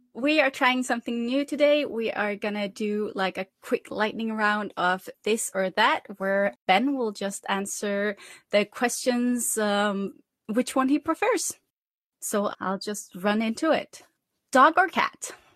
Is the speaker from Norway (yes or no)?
yes; Norway; I'm from Norway